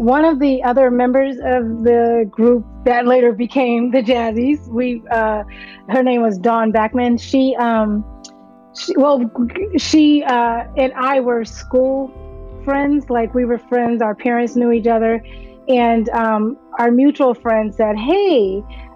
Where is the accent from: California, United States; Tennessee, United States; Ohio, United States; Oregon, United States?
California, United States; Los Angeles; moved away as an adult; also born or lived in Philadelphia; We're both from Los Angeles, California, and we lived in Philly for the best part of the 90s